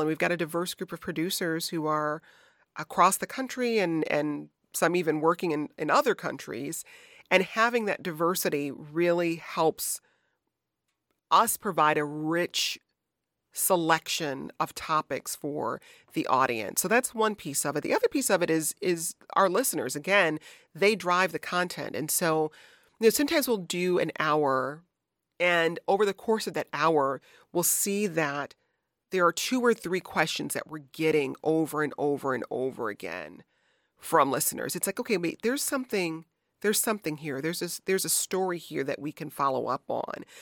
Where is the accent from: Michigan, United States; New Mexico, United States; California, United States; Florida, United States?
Michigan, United States; also born or lived in Chicago; now in Washington, D.C., United States; my home state of Michigan